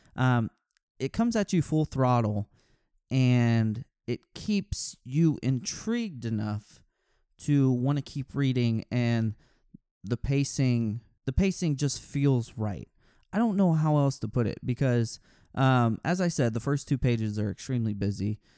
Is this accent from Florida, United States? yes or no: no; Texas, United States; I'm from Texas.